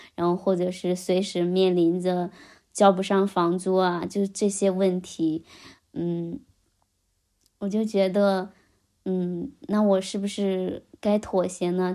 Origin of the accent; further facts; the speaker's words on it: Xihua, Henan, China; 我们西华县逍遥镇